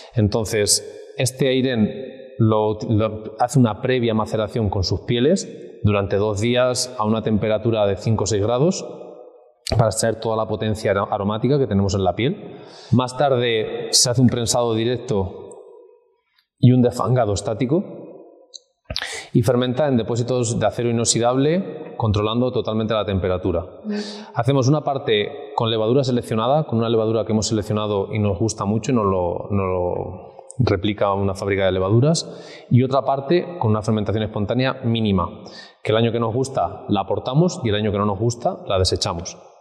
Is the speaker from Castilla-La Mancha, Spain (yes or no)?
yes; Villarrobledo, Castilla-La Mancha, Spain; Hoy en concreto estamos en, en Villarroledo, mi tierra